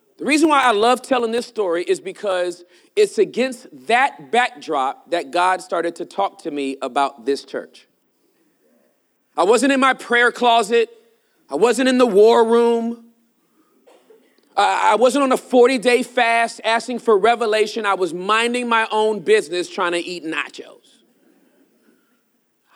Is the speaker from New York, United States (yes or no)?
no; Southern California, United States; I am from California, born and raised Southern California